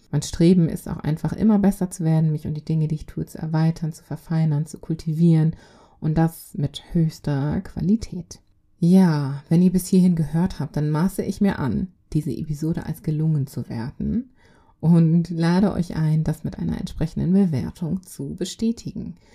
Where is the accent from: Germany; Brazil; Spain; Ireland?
Germany; also born or lived in Congo; Ich bin im Kongo geboren. Ich kam aber mit zweieinhalb Jahren nach Deutschland. Ich wuchs hier auf